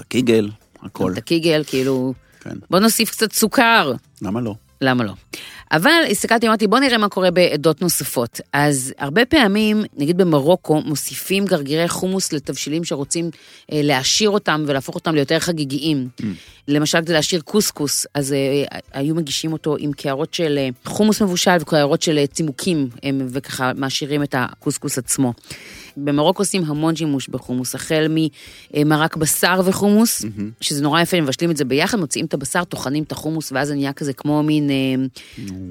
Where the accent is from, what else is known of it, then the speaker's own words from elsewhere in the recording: the Krayot, Haifa District, Israel; ואני גדלתי בקריות